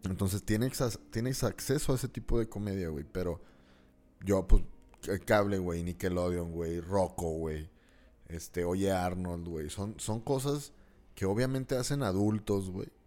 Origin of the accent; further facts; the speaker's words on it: northern Mexico, Mexico; porque al final de cuentas somos mexicanos, güey. Pero viviendo en el norte, tienes un acceso a la cultura gringa mucho más pronto que los del sur, güey.